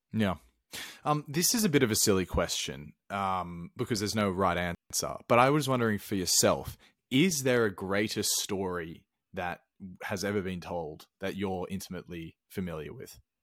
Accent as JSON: {"language": "English", "country": "Australia", "moved": "yes", "lives_now": "Sweden", "said": "I'm from Australia"}